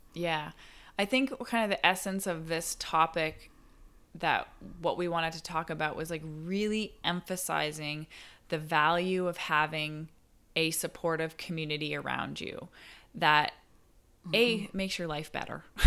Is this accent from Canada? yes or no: yes; Barrie, Ontario, Canada; moved away; I went back to my hometown, Barrie